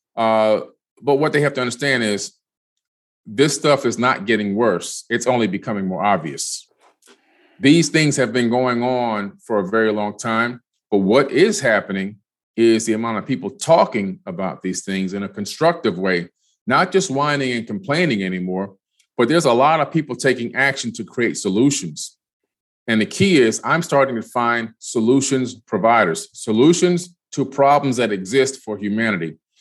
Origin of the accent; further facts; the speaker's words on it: Miami, Florida, United States; also born or lived in Queens, New York; moved to Miami. My family moved to Miami, I should say, in the 70s, is 1977.